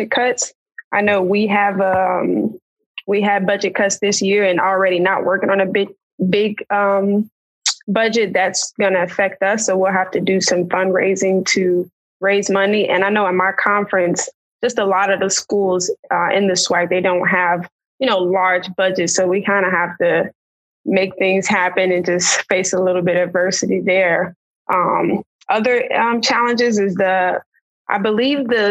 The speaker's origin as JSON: {"language": "English", "town": "Chicago", "region": "Illinois", "country": "United States", "said": "So I'm from Chicago, Illinois, and I started playing when I was about 4 years old"}